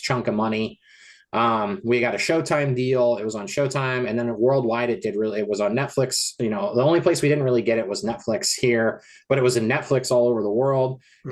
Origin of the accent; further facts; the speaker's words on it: Colorado, United States; also born or lived in Los Angeles, California; now in Portland, United States; my hometown in Colorado